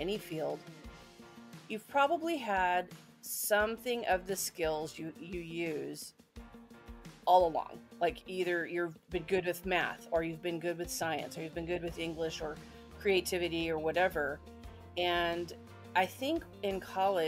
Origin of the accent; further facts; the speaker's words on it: Kansas City, Missouri, United States; I was born in Kansas City, Missouri